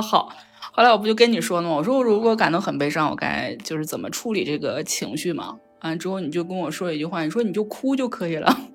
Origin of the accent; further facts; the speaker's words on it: China; 我们中国人